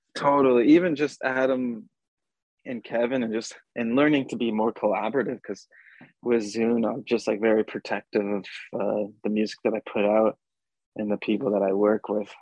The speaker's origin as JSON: {"language": "English", "area": "Brokenhead Ojibway Nation", "region": "Manitoba", "country": "Canada", "tie": "born or raised there", "said": "me growing up on Broken Head Ojibwe Nation with with my dad"}